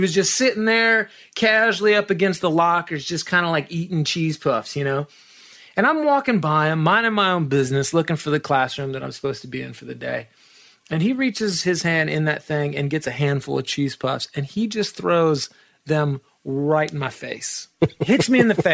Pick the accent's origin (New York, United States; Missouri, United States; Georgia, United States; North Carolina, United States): Georgia, United States; Marietta; moved away as an adult; also born or lived in Atlanta, Georgia / Nashville, Tennessee; I was born and raised in Atlanta, Georgia. I was, in Marietta, Georgia, which is like a suburb